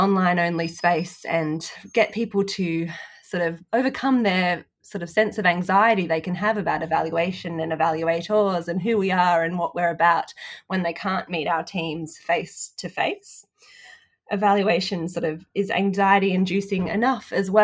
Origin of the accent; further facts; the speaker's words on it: Sydney, New South Wales, Australia; I'm in my hometown of Sydney today